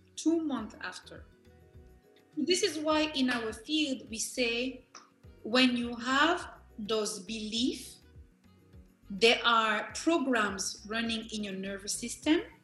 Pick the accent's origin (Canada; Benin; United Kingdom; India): Benin; I am from Benin.